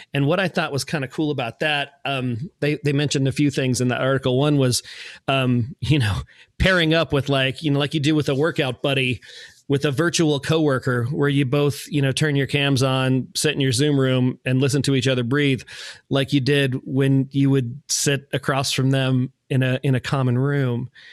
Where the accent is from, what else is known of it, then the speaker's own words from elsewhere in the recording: Manassas, Virginia, United States; I grew up in Manassas